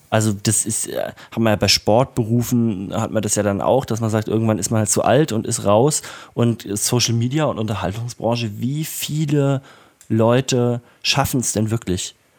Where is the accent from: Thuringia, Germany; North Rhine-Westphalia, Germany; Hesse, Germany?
Thuringia, Germany; Erfurt; now in Leipzig, Germany; Ich bin ja in Erfurt aufgewachsen